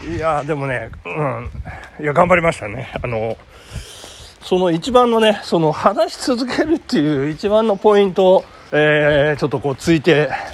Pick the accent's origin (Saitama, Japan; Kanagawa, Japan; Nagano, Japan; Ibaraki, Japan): Nagano, Japan; accent: Nagano dialect; also born or lived in Kiyose; now in Tokyo, Japan; 長野なまりね、あの、あるんですよね。えー、長野、長野弁っていうんでしょうかね。